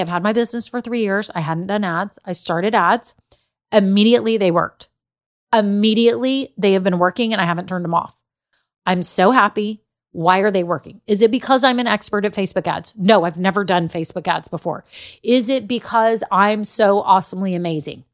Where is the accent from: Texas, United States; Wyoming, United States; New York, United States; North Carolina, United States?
Texas, United States; Austin; I'm from Austin